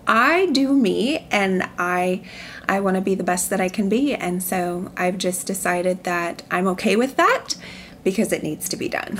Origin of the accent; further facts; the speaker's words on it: Columbus, Nebraska, United States; growing up in Columbus, Nebraska